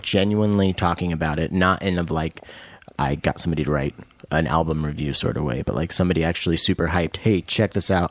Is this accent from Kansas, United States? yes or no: no; Washington, United States; also born or lived in Roslyn, Washington; I'm from Washington. I grew up here